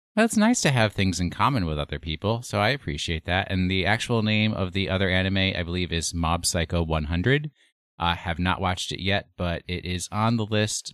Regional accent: Port Chester, New York, United States; I grew up in Portchester

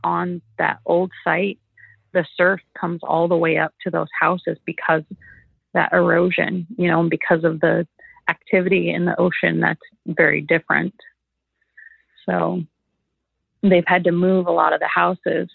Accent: Anchorage, Alaska, United States; also born or lived in California; I grew up in Anchorage

